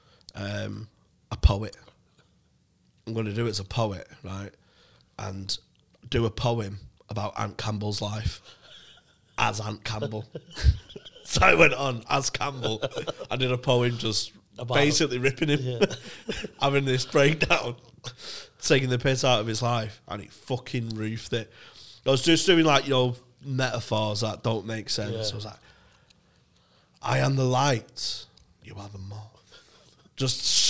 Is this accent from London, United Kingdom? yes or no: no; Manchester, North West England, United Kingdom; I'm from Manchester